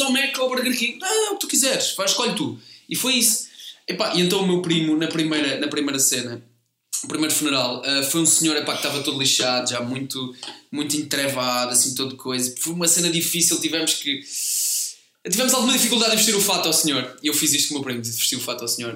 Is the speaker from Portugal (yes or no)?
yes; Comeira de Baixo, Centro, Portugal; moved away as an adult; also born or lived in Lisbon; eu sou da Comeira de Baixo. É ao lado.